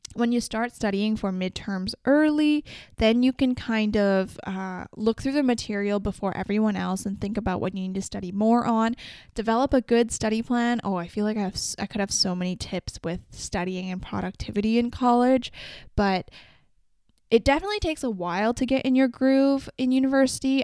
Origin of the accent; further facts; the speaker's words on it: Vancouver, British Columbia, Canada; I'm from Vancouver, so I've explored a lot of it